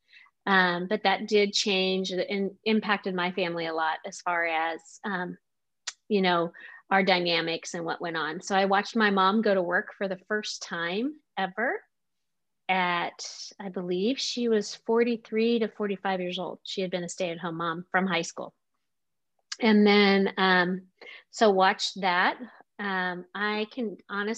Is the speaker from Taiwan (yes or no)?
no; Omaha, Nebraska, United States; now in Kansas City, United States; I grew up in Omaha, Nebraska